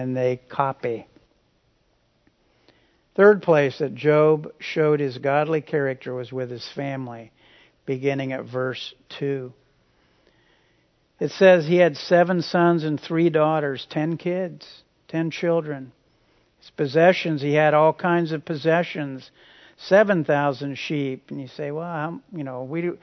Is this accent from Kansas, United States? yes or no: yes; Hutchinson, Kansas, United States; where I grew up in Hutchinson